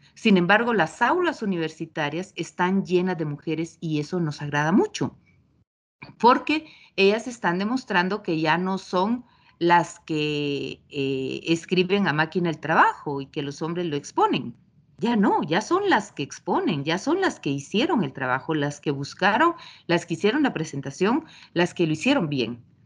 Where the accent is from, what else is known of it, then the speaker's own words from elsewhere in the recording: Guatemala; Luego me fui por siete años de Guatemala y cuando regresé